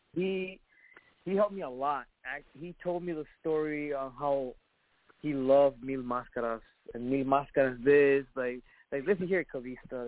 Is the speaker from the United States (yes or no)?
yes; Chicago, Illinois, United States; I grew up in Pilsen, actually, and uh, in okay. Little Village also. I grew up there, and then Archer Heights.